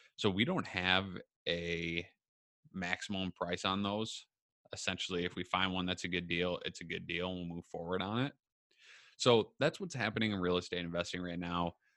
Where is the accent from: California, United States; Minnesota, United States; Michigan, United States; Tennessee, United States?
Minnesota, United States; Minneapolis; now in Waconia, United States; I'm from Minneapolis, Minnesota, and Southwest Metro is kinda my jam, in a way, like, that's what I know